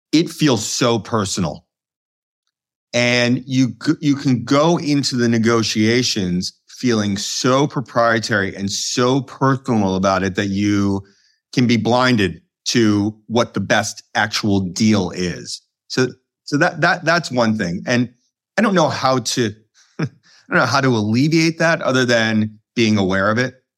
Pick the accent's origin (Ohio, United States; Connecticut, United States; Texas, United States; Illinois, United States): Illinois, United States; Chicago; moved away as an adult; also born or lived in London / Colorado / New York; current, uh, Chicago resident and born and raised in Chicago